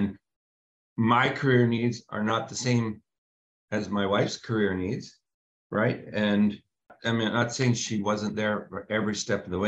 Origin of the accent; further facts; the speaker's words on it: Canada; us being Canadian, me jumping across the border